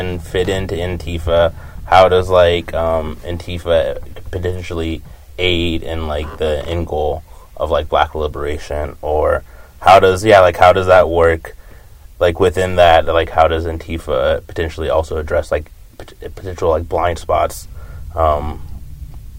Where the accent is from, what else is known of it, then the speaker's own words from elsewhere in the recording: Texas, United States; I grew up in Texas